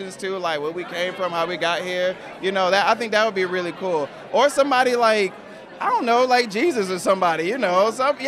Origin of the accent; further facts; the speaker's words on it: the Carolinas, United States; I'm from the Carolinas